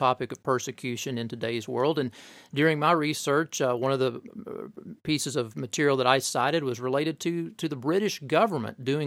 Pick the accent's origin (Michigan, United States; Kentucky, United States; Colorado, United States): Kentucky, United States; Corbin; I grew up in Corbin, Kentucky